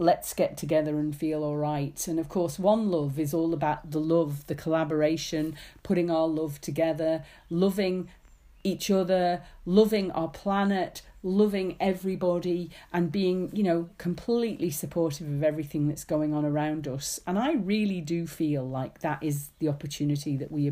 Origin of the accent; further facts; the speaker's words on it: Isle of Man; moved away; I grew up in the Isle of Man